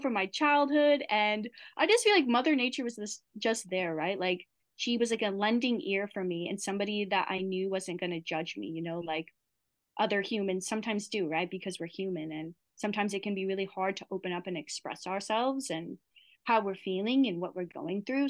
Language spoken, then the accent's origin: English; Midwest, United States; moved away as an adult; also born or lived in Wisconsin / Maui; I'm I'm originally from the Midwest